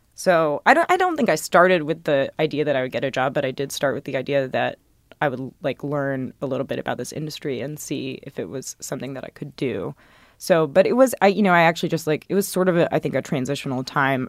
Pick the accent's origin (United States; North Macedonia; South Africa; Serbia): United States; Athens, Georgia; moved away; I'm from Athens, Georgia.